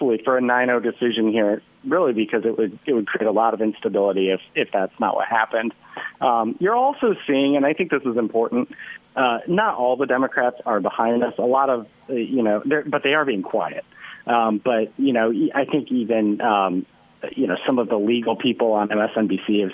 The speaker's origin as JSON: {"language": "English", "region": "Illinois", "country": "United States", "tie": "born or raised there", "said": "I'm from the Quad Cities"}